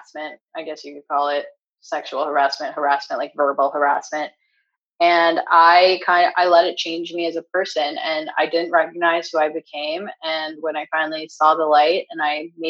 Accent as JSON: {"language": "English", "country": "Canada", "tie": "born or raised there", "also_born_or_lived": "New York / Los Angeles", "moved": "as an adult", "lives_now": "California, United States", "said": "growing up in Canada"}